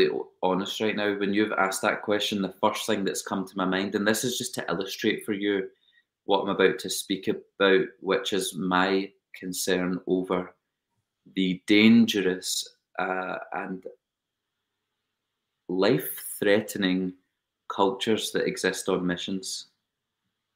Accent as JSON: {"language": "English", "region": "Scotland", "country": "United Kingdom", "also_born_or_lived": "United States", "accent": "British", "said": "I am Scottish, but I feel very, very, very, very Dutch"}